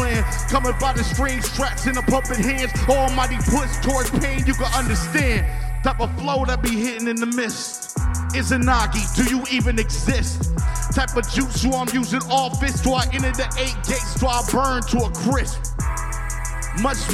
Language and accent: English; Detroit, Michigan, United States; I'm from Detroit